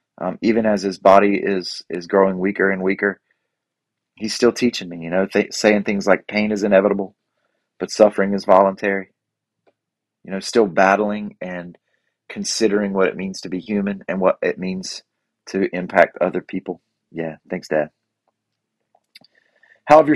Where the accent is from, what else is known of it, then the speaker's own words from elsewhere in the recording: Boiling Springs, North Carolina, United States; I'm from Bowling Springs and I'm the mayor.